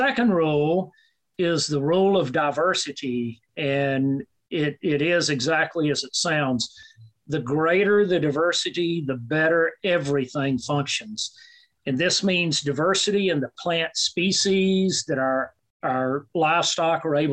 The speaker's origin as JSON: {"language": "English", "region": "South Carolina", "country": "United States", "tie": "born or raised there", "also_born_or_lived": "Mississippi / Alabama", "moved": "yes", "said": "I grew up in South Carolina."}